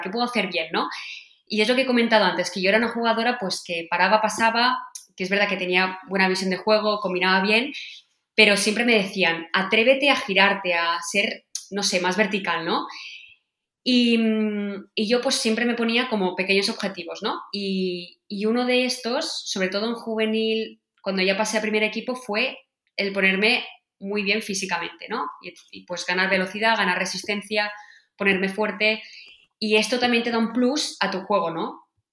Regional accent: Sant Cugat del Vallès, Catalonia, Spain; Yo nací en San Juan del Vallés

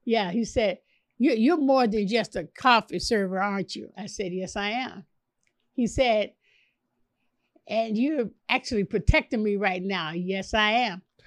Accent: Chicago, Illinois, United States; Chicago, born and raised in Chicago.

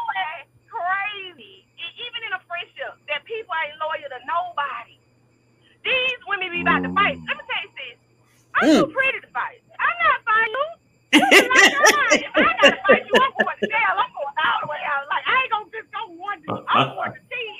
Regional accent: Atlanta, Georgia, United States; now in Huntsville, United States; I'm from Atlanta, but I stay in Little Huntsville

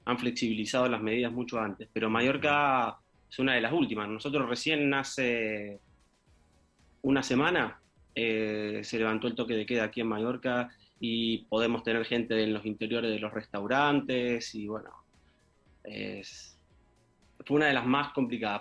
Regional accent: Argentina; now in Spain; los siete somos argentinos

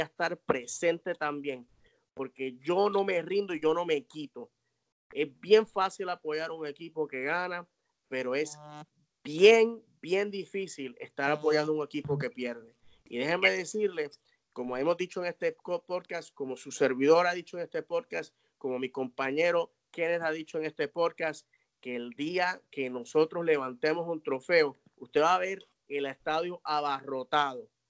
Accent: Puerto Rico; yo soy hispano, yo soy puertorriqueño

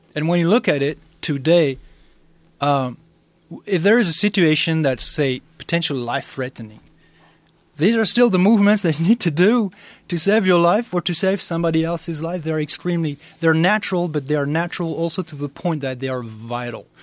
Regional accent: France; I'm I'm originally from France

